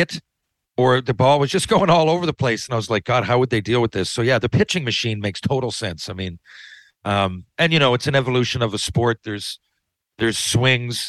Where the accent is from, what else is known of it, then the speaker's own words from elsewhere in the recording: Newfoundland and Labrador, Canada; for my age group in Newfoundland